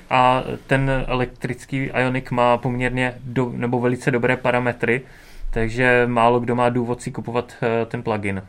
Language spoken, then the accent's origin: Czech; Beroun, Central Bohemian Region, Czechia; jsem z Berouna